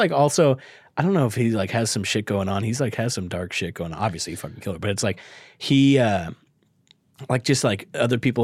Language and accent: English; Bakersfield, California, United States; I'm from Bakersfield.